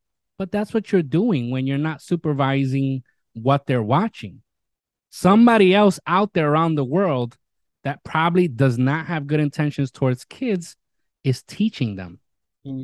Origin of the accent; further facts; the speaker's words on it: New York City, New York, United States; my hometown, New York City